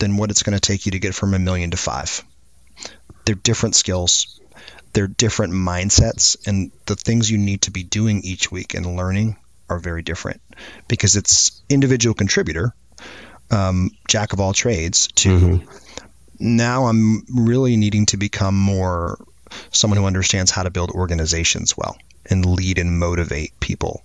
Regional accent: Maine, United States; now in Atlanta, United States; I grew up in Maine

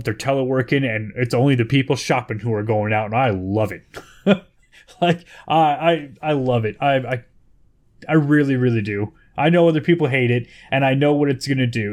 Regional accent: Bay Area, California, United States; I'm from the Bay Area, California

